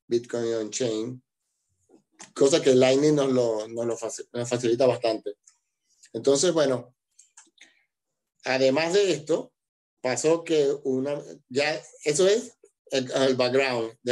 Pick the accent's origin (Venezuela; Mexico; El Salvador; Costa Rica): Venezuela; moved away as an adult; now in Argentina; yo soy de Venezuela y emigré a Argentina